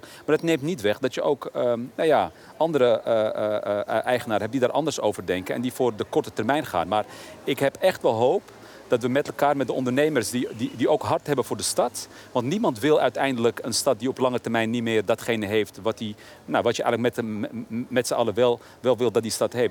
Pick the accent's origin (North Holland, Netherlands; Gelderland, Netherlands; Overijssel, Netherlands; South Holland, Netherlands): North Holland, Netherlands; Amsterdam; Ik ben in een tijd opgegroeid dat mijn eigen wijk, waar ik ben opgegroeid, in Oszor bijvoorbeeld, had je niet zoveel voorzieningen